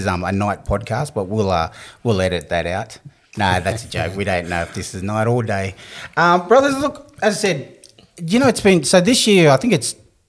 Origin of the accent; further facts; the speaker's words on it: Newcastle, New South Wales, Australia; born and bred Newcastle.